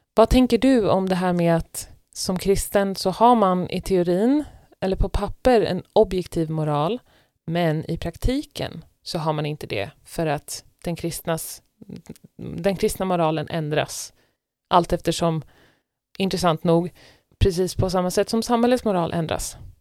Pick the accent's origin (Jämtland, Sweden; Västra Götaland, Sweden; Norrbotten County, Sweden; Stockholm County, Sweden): Stockholm County, Sweden; Stockholm; moved away as an adult; now in Norway; en stor andel av mina kompisar där eh, hemifrån i Stockholm är kristna vänner